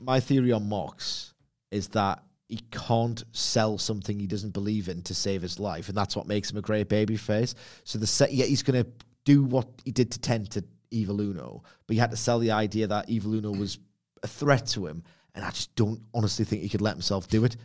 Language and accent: English; United Kingdom; I'm British